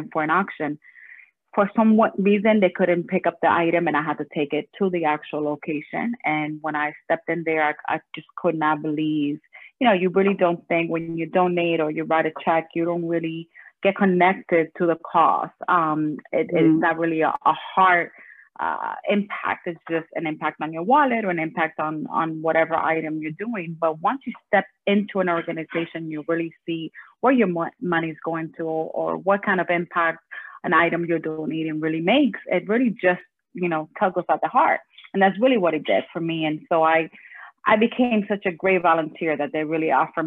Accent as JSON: {"language": "English", "town": "Miami", "region": "Florida", "country": "United States", "tie": "born or raised there", "also_born_or_lived": "Puerto Rico", "said": "I am born and raised in Miami. Lived in Puerto Rico for about 10 years. That is where I'm from and my family's from. But been here since I was 10 years old."}